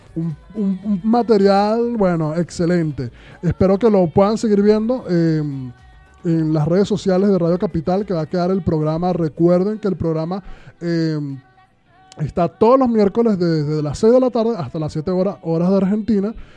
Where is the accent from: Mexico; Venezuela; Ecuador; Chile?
Venezuela; moved away; yo hablo de Venezuela porque es donde, de donde vengo